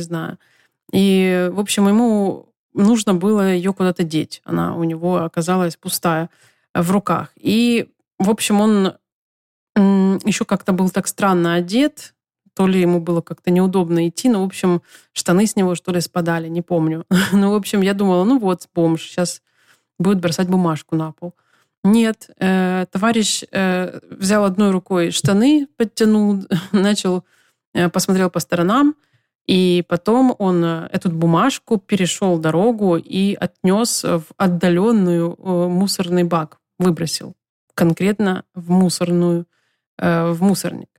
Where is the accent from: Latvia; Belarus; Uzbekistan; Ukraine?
Ukraine; moved away as an adult; also born or lived in Los Angeles, United States; now in United States; Я вернулась в Украину после пяти месяцев жизни в США.